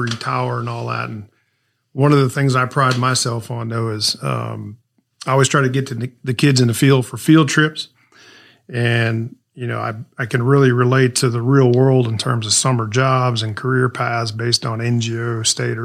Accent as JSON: {"language": "English", "town": "St. Louis", "region": "Missouri", "country": "United States", "tie": "born or raised there", "said": "I grew up in St. Louis, Missouri"}